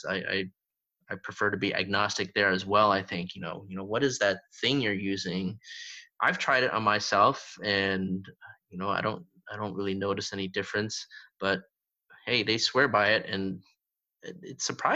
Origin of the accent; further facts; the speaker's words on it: Canada; I'm Canadian, you know, I was born and raised in Canada